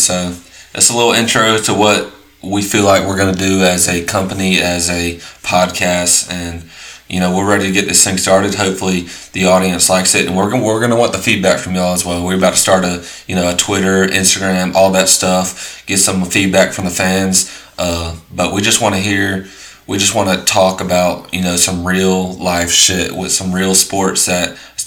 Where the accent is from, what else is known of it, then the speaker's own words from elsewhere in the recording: Southeast, United States; We are from the Southeast, so those are our teams